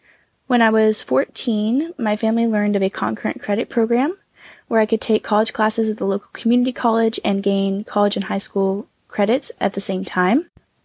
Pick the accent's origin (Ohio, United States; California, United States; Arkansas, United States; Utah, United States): Arkansas, United States; Northwest; I'm from the United States, from Northwest Arkansas, and I was homeschooled kindergarten through 12th grade.